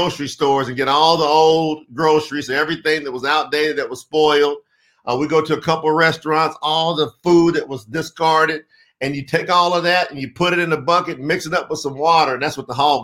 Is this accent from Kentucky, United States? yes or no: yes; Winchester, Kentucky, United States; I was born in Winchester, Kentucky. I'm a country boy, Southern boy